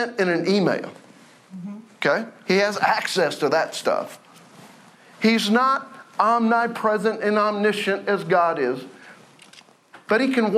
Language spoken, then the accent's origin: English; Oklahoma, United States; I'm from Oklahoma